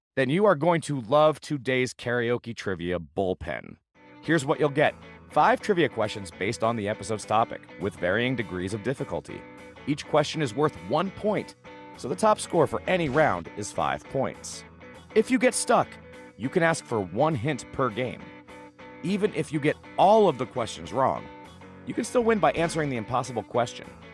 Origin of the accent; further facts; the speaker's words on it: the Poconos, Pennsylvania, United States; I grew up in the Poconos